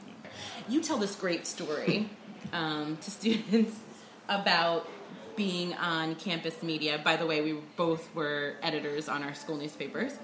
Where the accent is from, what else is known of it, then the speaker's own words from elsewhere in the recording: New Jersey, United States; moved away as an adult; also born or lived in New Orleans; I'm from New Jersey originally